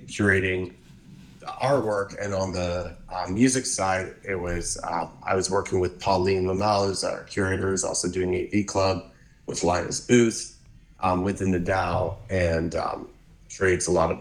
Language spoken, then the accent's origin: English; Hamilton, Ontario, Canada; moved away as an adult; also born or lived in Montreal / Vancouver / New York; I grew up actually in Hamilton, which is a very cool little city